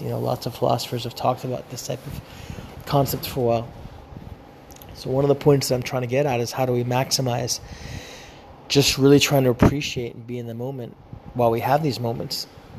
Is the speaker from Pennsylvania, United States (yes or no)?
yes; Philadelphia, Pennsylvania, United States; born there; also born or lived in California; I was born in Philadelphia. I grew up bicoastally between divorced parents, one parent living in California, one parent living in Philadelphia, and I actually spent my childhood living between both coasts.